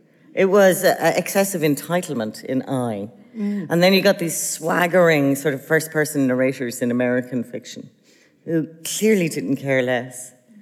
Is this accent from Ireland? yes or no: yes; Ireland; when you're growing up in Ireland